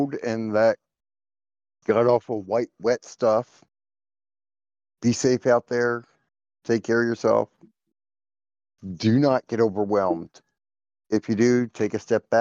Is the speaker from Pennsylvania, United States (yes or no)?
yes; Philadelphia, Pennsylvania, United States; I'm from Philly